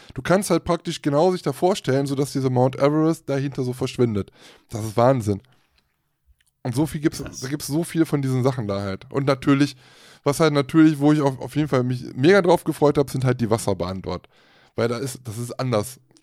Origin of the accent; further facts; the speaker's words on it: Germany; bei uns in Deutschland